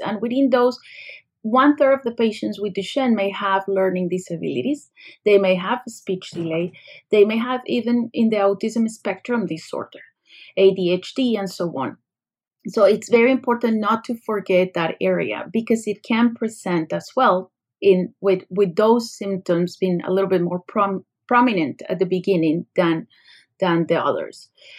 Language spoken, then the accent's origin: English; Colombia; moved away as an adult; now in United States; I came from another country. Actually, I came from Colombia, where I did my medical school.